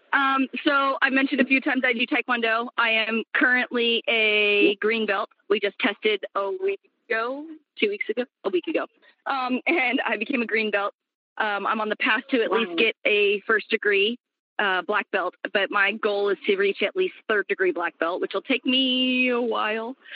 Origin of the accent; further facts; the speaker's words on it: Kansas City, Missouri, United States; moved away; also born or lived in Sacramento, California; I grew up in Kansas City, Missouri